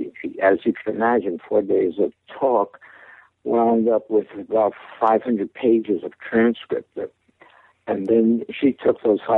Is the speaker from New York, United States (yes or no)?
yes; New York City, New York, United States; I was born in Brooklyn, New York, in a Jewish family